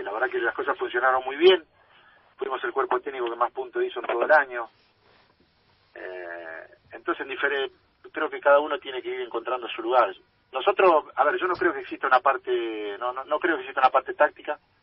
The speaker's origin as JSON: {"language": "Spanish", "country": "Argentina", "said": "si bien soy muy argentino en todo sentido, como jugador, como ciudadano, como todo"}